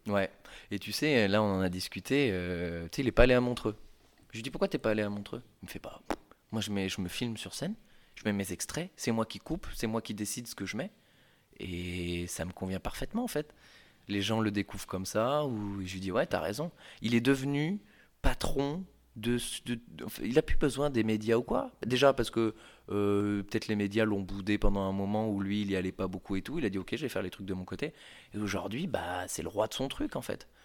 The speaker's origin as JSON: {"language": "French", "town": "Poitiers", "region": "Nouvelle-Aquitaine", "country": "France", "moved": "as an adult", "lives_now": "Paris, France", "said": "je viens de Poitiers, un petit pro, provincial qui arrive comme ça"}